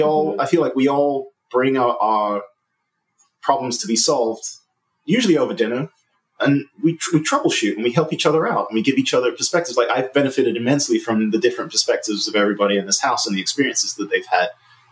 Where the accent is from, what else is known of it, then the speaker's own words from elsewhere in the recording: England, United Kingdom; moved away; I'm originally from England